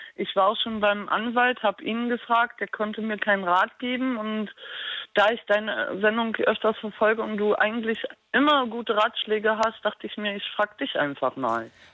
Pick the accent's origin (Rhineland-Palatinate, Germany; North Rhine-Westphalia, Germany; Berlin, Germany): Berlin, Germany; now in Darmstadt, Germany; ich stamme aus Berlin